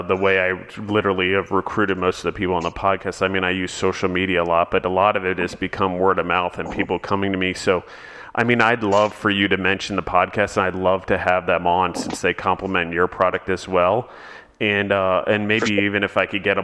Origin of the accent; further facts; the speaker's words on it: Maryland, United States; moved away; like we have in Maryland. Every time I go back, I try to buy some